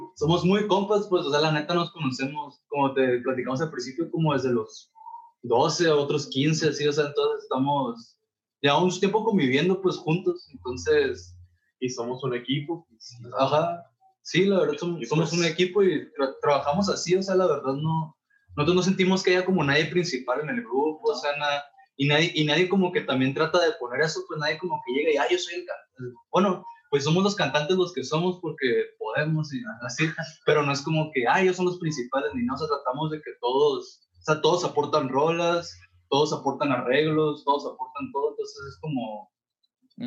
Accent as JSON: {"language": "Spanish", "town": "La Paz", "region": "Baja California Sur", "country": "Mexico", "tie": "born or raised there", "moved": "as an adult", "lives_now": "Guadalajara, Mexico", "said": "todos somos de La Paz, de California"}